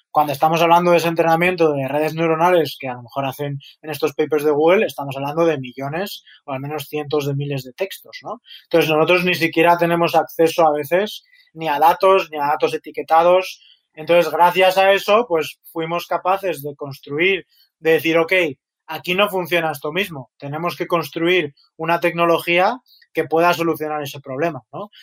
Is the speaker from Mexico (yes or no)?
no; Madrid, Community of Madrid, Spain; accent: Spanish; moved away as an adult; also born or lived in Chicago; now in San Francisco, United States; soy eh, originario de Madrid, mi familia es de Madrid